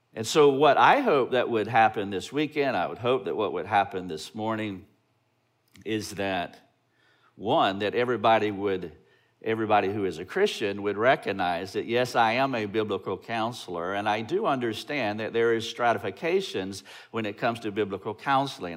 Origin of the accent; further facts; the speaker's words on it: Greenville, South Carolina, United States; We're from Greenville, South Carolina